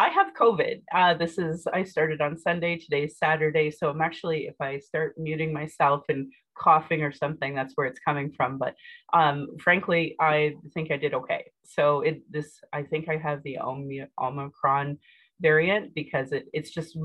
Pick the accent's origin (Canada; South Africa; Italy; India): Canada; Calgary, Alberta; I was born in Calgary